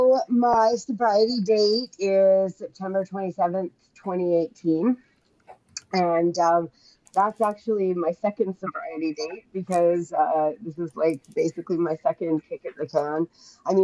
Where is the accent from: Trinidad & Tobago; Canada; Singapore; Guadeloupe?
Canada; Saskatoon, Saskatchewan; I'm from Canada, Saskatoon, Saskatchewan